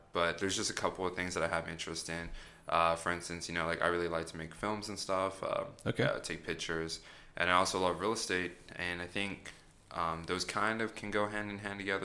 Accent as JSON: {"language": "English", "town": "San Antonio", "region": "Texas", "country": "United States", "tie": "born or raised there", "said": "Born and raised. I've been here my entire life"}